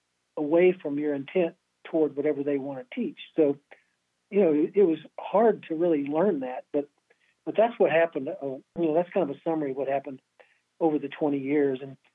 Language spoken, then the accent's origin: English; Lexington, Kentucky, United States; Yeah, you know, I grew up in Lexington, Kentucky. My family was, my dad was Navy for 20 years. We moved around until I was about 12. And then we returned back to my parents' home, which is Kentucky.